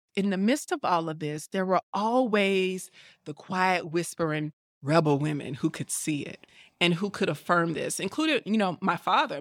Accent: Tuscaloosa, Alabama, United States; moved away as an adult; I am from Tuscaloosa, Alabama, and I grew up in a church

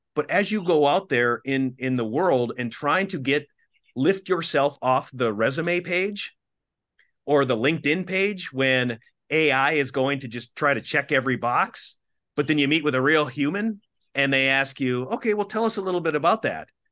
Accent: Minnesota, United States; I grew up in Minnesota and in the Midwest.

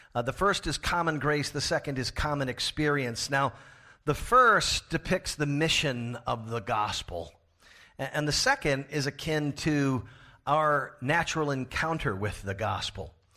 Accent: Florida, United States; now in Pasadena, United States; my home state of Florida

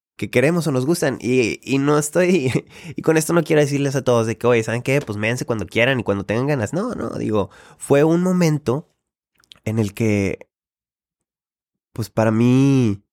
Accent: Monterrey, Nuevo León, Mexico; yo como regio

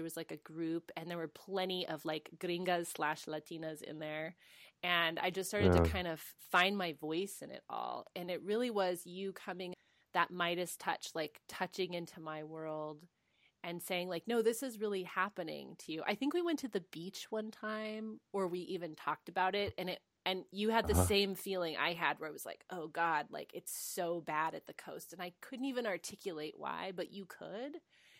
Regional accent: United States; Like, I don't speak Spanish as fluently. You know, I'm American. You know, I'm gringa.

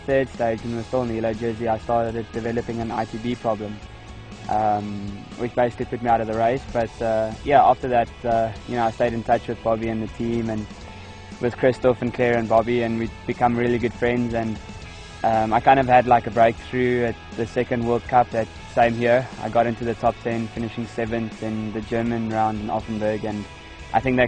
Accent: South Africa; from South Africa

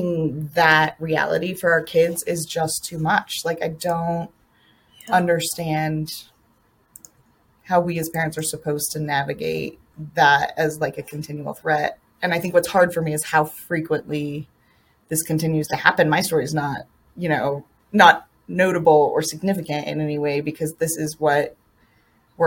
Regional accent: Colorado, United States; I grew up in Colorado where I feel like the first school shooting happened, Columbine happened

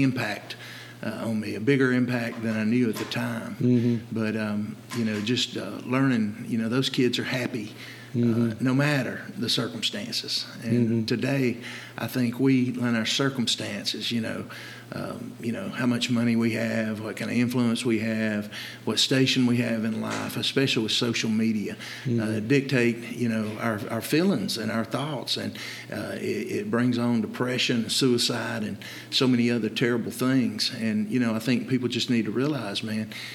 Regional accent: Dalton, United States; opened up a gym, Dynabody Fitness, in my hometown in Dalton

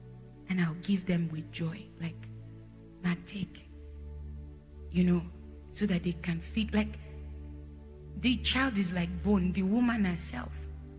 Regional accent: Jos, Plateau, Nigeria; born there; we went from different states in Nigeria. So we were exposed to different places. I was born in Jos, so you understand, we moved.

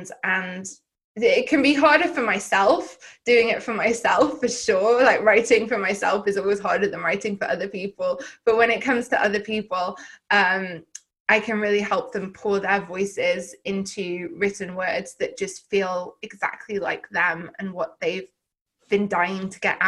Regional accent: Llandudno, Wales, United Kingdom; so I grew up in North Wales in the UK, in a rural seaside town, Llandudno, in case anyone's been up to North Wales.

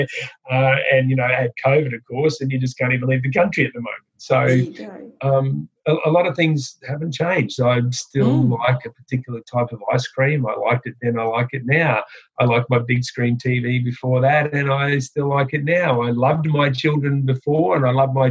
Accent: Queensland, Australia; I'm a Queenslander in Australia

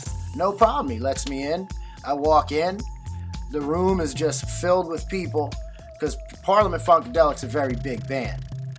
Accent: New Jersey, United States; also born or lived in Belmar, New Jersey; They were playing in my hometown at a legendary club, now defunct, called the Trade Winds.

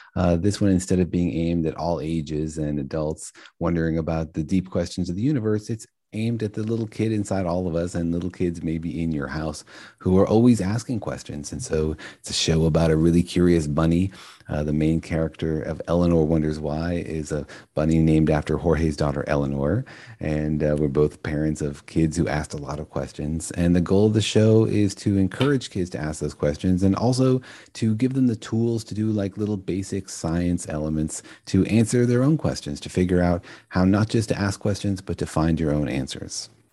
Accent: Los Alamos, New Mexico, United States; I grew up in Los Alamos, New Mexico, home of the Manhattan Project

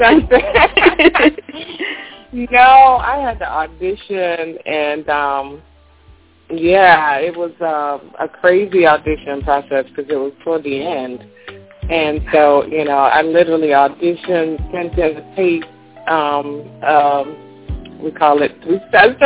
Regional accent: Jacksonville, Florida, United States; now in New Jersey, United States; I'm originally from Jacksonville, Florida.

